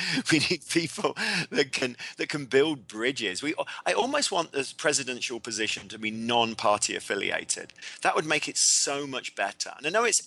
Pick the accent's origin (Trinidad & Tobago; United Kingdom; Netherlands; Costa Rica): United Kingdom; England; I'm English, but I do have an American passport